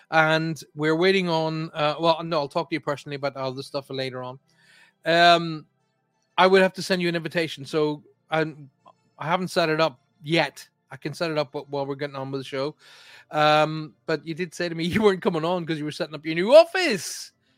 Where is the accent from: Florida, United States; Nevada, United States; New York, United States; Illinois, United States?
New York, United States; Long Island; Paul, I'm from Long Island, New York.